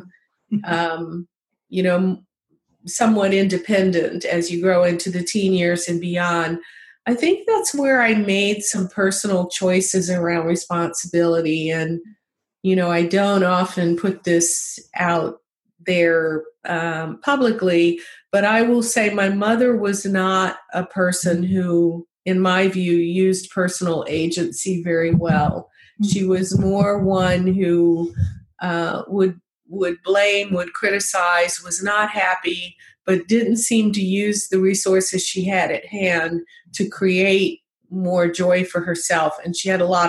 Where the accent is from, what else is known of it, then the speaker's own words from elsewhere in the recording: the South, United States; as a young child growing up in the South